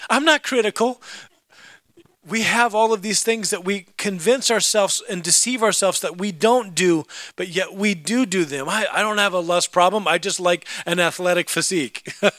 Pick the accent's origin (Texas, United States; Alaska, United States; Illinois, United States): Alaska, United States; also born or lived in California / Idaho / Oregon; I grew up in Alaska. And we lived in Alaska, and then we moved to California, and then we lived in Alaska, and then we moved out to Idaho and Oregon, and then back to Alaska